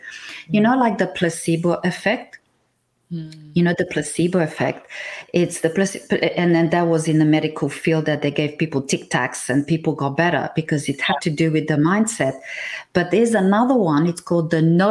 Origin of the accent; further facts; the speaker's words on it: Transylvania, Romania; moved away; I come from Romania. Now, if you go north, I'm from Transylvania.